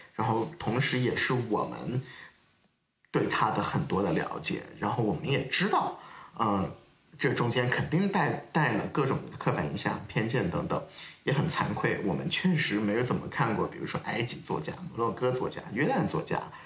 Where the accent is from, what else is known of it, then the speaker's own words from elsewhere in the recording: China; 我们中国人